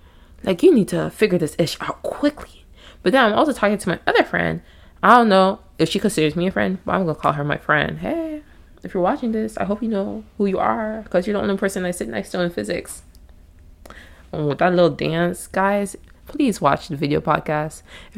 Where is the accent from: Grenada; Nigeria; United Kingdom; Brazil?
Nigeria; I say all this to say I'm Nigerian, okay? Full-blood Nigerian.